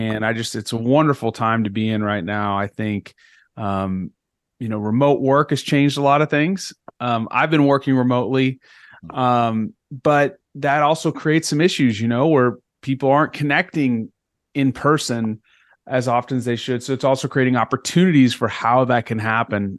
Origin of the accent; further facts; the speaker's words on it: Texas, United States; moved away as an adult; also born or lived in Northeast United States; I'm from Texas